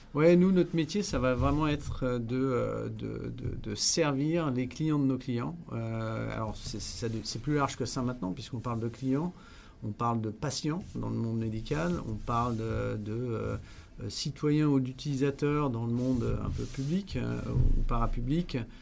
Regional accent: France; moved away as an adult; also born or lived in Netherlands / Rotterdam, Netherlands; je suis hollandais à l'origine, même si j'ai passé une dizaine d'années dans mon enfance en France

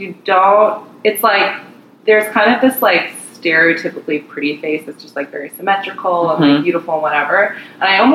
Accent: Indiana, United States; moved away; as an Asian American growing up in Indiana

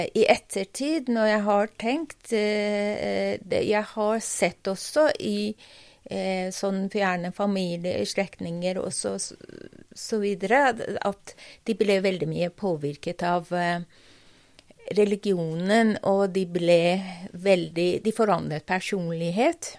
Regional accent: Tehran, Tehran Province, Iran; Norwegian is a second language; moved away as an adult; also born or lived in United States / Iranian Azerbaijan (family origin); now in Norway; Jeg vokste opp i Teheran

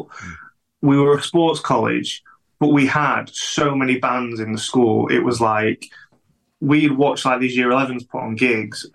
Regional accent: Chesterfield, East Midlands, United Kingdom; moved away as an adult; also born or lived in Dronfield; now in Sheffield, United Kingdom; I was born in Chesterfield

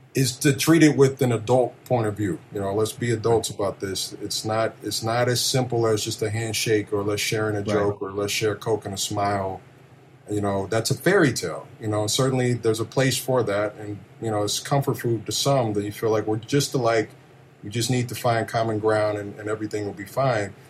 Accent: Kansas City, Missouri, United States; I grew up in Kansas City, in the, okay. the middle of the country

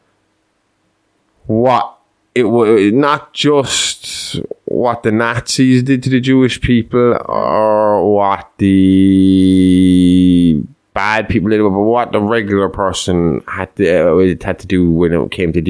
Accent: Ireland; I'm Irish, but my religious belief is more along the lines of what the fucking Norwegians fucking believed

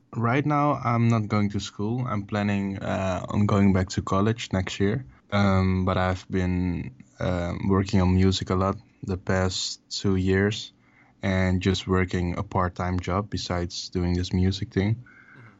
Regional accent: Amsterdam, North Holland, Netherlands; I was born and raised in Amsterdam, the Netherlands

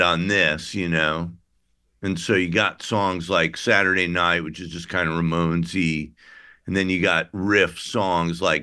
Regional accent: Midwest, United States; I'm from the Midwest

